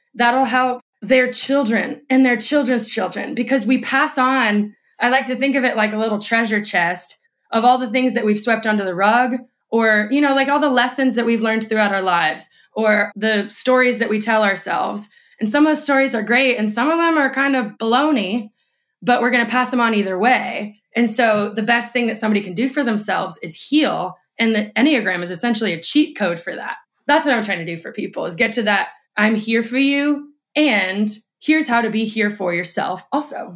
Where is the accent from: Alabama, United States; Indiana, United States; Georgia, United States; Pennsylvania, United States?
Indiana, United States; moved away as an adult; now in Austin, United States; when I was working in politics in Indiana, my hometown